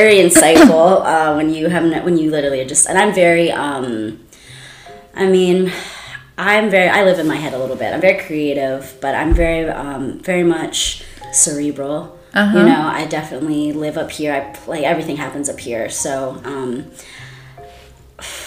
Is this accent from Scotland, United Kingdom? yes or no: yes; Scotland, United Kingdom; also born or lived in New York; now in United States; I'm also fully aware and I'm very proud of being Scottish.